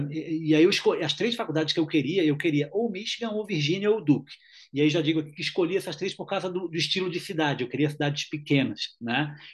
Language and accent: Portuguese; Brazil; sou brasileiro.